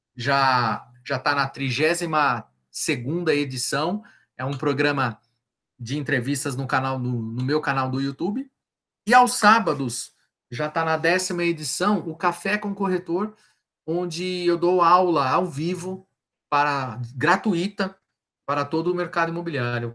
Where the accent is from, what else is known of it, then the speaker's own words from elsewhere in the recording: ABC region, São Paulo, Brazil; sou do ABC